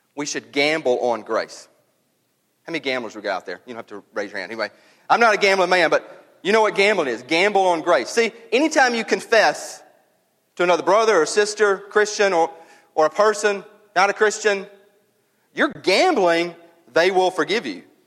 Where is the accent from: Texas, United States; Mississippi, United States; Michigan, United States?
Mississippi, United States; North; I grew up and up in North Mississippi